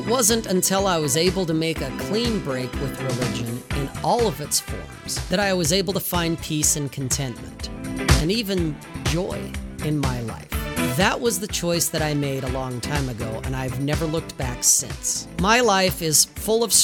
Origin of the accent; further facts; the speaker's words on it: Salt Lake City, Utah, United States; I grew up in Salt Lake City, Utah